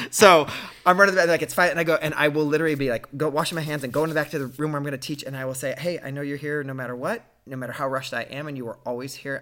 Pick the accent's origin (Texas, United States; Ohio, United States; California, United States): Ohio, United States; a guy growing up in Ohio who was gay